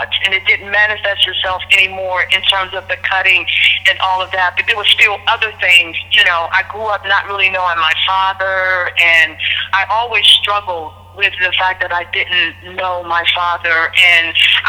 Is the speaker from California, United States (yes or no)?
no; Pittsburgh, Pennsylvania, United States; moved away as an adult; also born or lived in Trenton, New Jersey; I was born and raised in Pittsburgh, but I left Pittsburgh in 1988 after I, you know, went to college